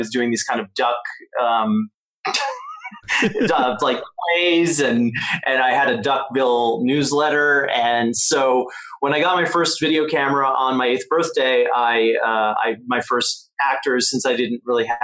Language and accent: English; Long Island, New York, United States; moved away as an adult; now in California, United States; I grew up on Long Island outside of the city